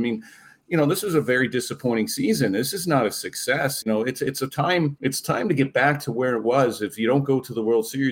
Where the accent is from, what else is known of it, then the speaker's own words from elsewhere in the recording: Baltimore, Maryland, United States; I grew up in Baltimore and only knew the history of the Yankees